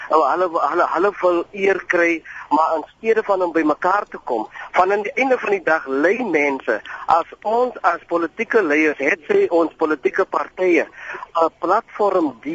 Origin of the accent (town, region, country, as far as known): South Africa